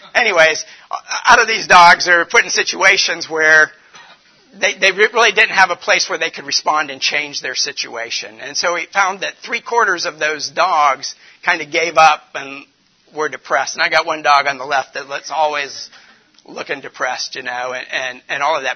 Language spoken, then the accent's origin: English; Warren, Ohio, United States; now in Detroit, United States; I'm from the, the north. I'm from Cleveland, Warren area